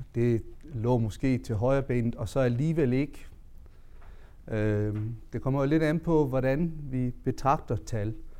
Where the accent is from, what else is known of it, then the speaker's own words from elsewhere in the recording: Southern Jutland, Denmark; jeg kommer jo fra det sønderjyske